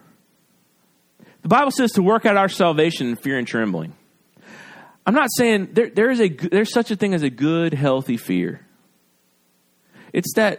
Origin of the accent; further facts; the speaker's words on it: Gulf Coast, United States; I'm from the Gulf Coast.